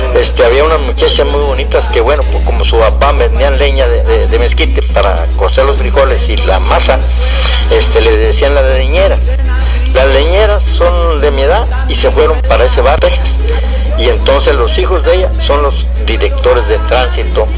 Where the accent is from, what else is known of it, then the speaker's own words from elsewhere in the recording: Río Bravo, Tamaulipas, Mexico; aquí somos de Río Bravo